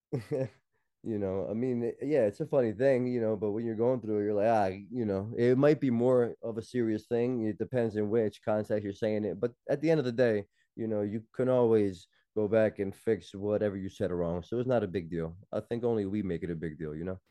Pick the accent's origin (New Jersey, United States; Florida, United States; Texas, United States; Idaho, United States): New Jersey, United States; Elizabeth; moved away as an adult; also born or lived in Newark, New Jersey; now in Queens, New York, United States; was born and raised in Jersey, born in Newark, raised in Elizabeth